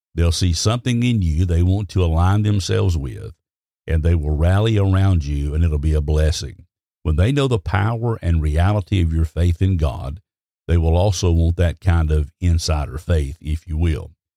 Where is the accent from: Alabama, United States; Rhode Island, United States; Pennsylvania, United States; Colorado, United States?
Alabama, United States; I was raised in Alabama